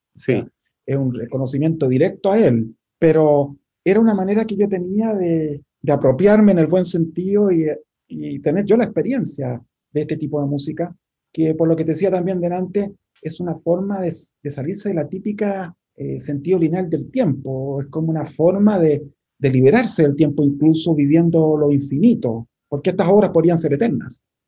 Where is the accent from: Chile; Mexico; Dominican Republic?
Chile; nosotros que somos compositores chilenos